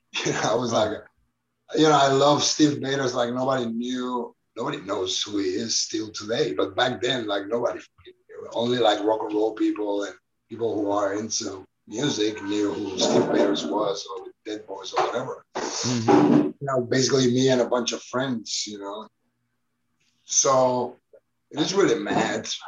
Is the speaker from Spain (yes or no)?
yes; Barcelona, Catalonia, Spain; I was born in Barcelona in the 1970s